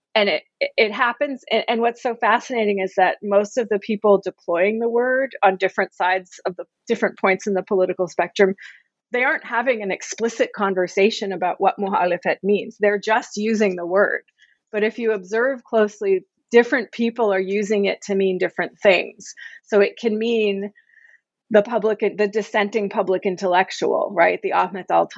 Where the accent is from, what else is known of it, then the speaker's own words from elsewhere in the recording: United States; I'm an American